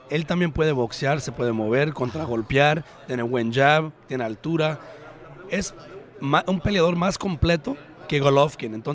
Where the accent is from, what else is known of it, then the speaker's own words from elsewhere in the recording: Mexico; Yo como mexicano, mexicoamericano, americano orgulloso de él